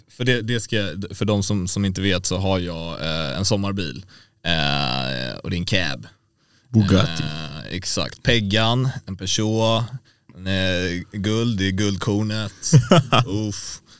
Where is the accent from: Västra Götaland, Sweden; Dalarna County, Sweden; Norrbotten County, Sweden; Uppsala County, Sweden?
Dalarna County, Sweden; Jag är själv ifrån Dalarna.